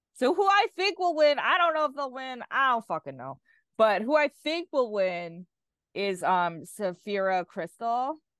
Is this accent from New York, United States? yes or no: yes; New York City, New York, United States; there's very very few drag queens from Staten Island. That is my hometown.